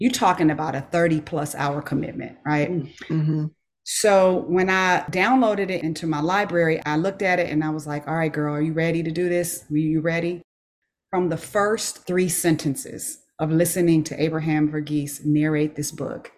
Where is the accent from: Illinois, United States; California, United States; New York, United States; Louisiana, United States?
California, United States; Los Angeles; also born or lived in Inglewood / Tuskegee / Nashville; now in Georgia, United States; I grew up off of Crenshaw Boulevard